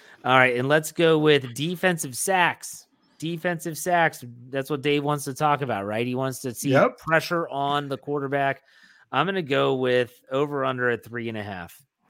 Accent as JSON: {"language": "English", "town": "Wheeling", "region": "West Virginia", "country": "United States", "said": "I'm from Wheeling, West Virginia"}